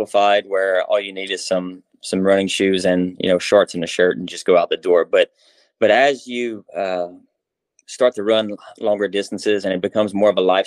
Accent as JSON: {"language": "English", "region": "Louisiana", "country": "United States", "tie": "born or raised there", "said": "I was born in Louisiana and grew up playing every sport that the school offered ever since I was a little kid"}